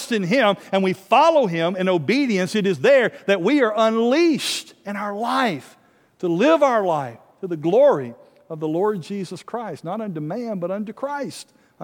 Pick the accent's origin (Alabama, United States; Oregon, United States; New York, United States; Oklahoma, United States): Alabama, United States; North; a little country church I grew up in North Alabama